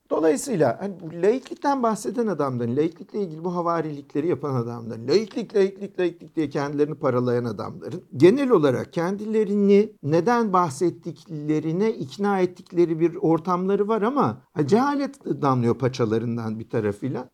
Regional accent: Istanbul, Turkey; İstanbul'dan doğduk büyüdük işte bizim şehrimiz yani. Sur içinde doğduk, sur içinde büyüyoruz

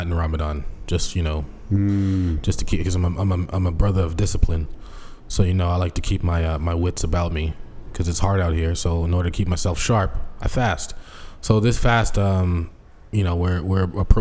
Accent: Boston, Massachusetts, United States; moved away as an adult; also born or lived in Seattle; when I came back into Boston from Seattle

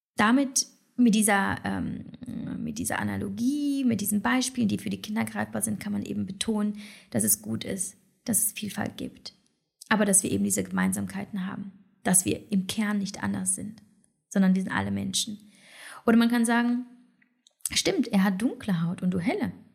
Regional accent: Poland; also born or lived in China; now in Germany; als Polin

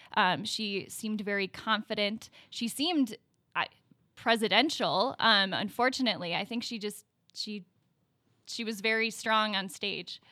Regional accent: Milwaukee, Wisconsin, United States; also born or lived in Illinois; I was born in Milwaukee, um, and I grew up going to, uh, public schools

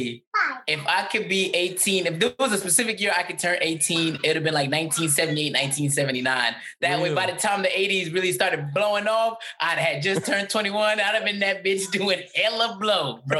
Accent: New York City, New York, United States; I would have still been growing up in New York City

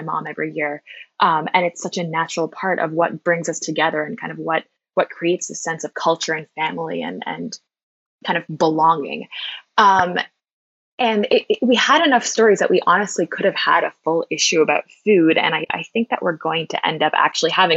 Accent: Toronto, Ontario, Canada; I'm Polish Canadian, born to Polish immigrants in Toronto

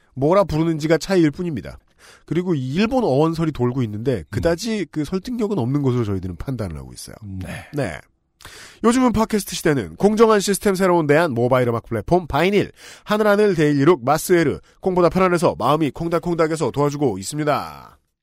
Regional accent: Seoul, South Korea; 제가 살 때는요 그냥 달 동네였고 네네. 아무것도 없었고 음, 음. 조금 멀리 자전거 타고 내려가 보면 서울특별시 농촌진흥청이 있었어요

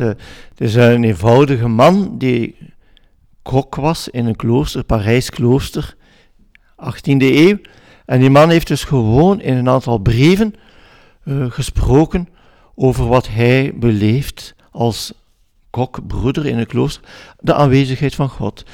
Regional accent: Flanders, Belgium; als Vlaming

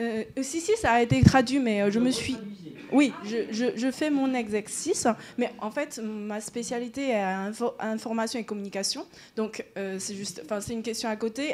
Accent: China; now in Paris, France; je suis chinoise

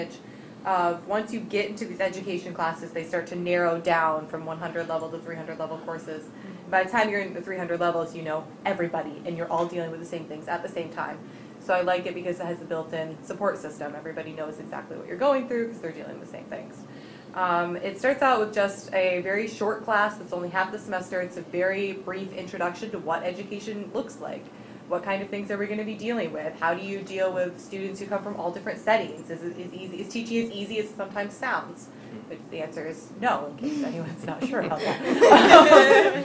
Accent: Grand Haven, Michigan, United States; also born or lived in Muskegon, Michigan; I was born in Grand Rapids, grew up in Grand Haven

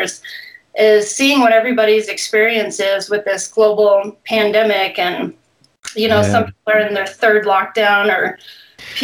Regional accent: Eugene, Oregon, United States; now in Wyoming, United States; I grew up in Oregon, in Western Oregon, Eugene.

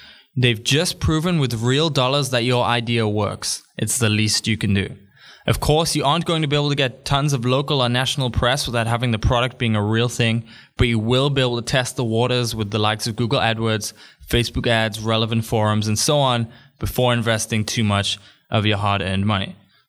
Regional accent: Newcastle, North East England, United Kingdom; born there; also born or lived in Africa / Thailand; I was born in Newcastle, even if people don't believe it based on my accent. Born in Newcastle, me like. I have lived in Africa for 5 years.

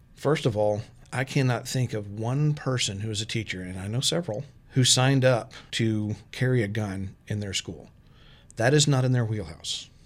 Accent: Texas, United States; moved away as an adult; also born or lived in Arkansas; now in Storm Lake, United States; I'm from Texas. I've lived in Texas and Arkansas

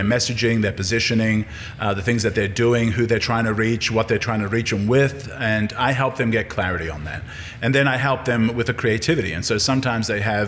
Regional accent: Australia; moved away as an adult; also born or lived in Yugoslavia / California / St. Louis / Colorado; now in Jackson, United States; I was raised in Australia

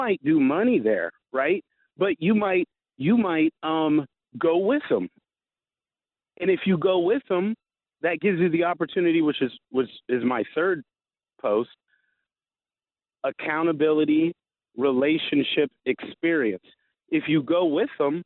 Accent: Florida, United States; now in Seattle, United States; I'm from Florida

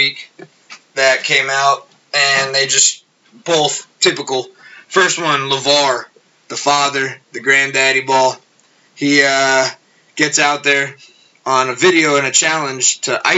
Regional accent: United States; as just an American

